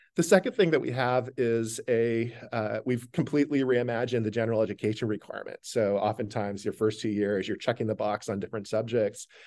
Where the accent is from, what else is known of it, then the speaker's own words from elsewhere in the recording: Stockton, California, United States; now in Vermont, United States; I grew up in central California in a city called Stockton